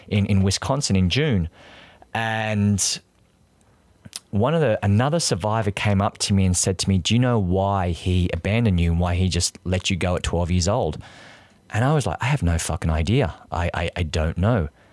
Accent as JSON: {"language": "English", "area": "near Canberra", "region": "New South Wales", "country": "Australia", "tie": "born or raised there", "also_born_or_lived": "Sydney", "accent": "Australian", "moved": "as an adult", "lives_now": "New York, United States", "said": "So I grew up there. I lived in, in, in Canberra."}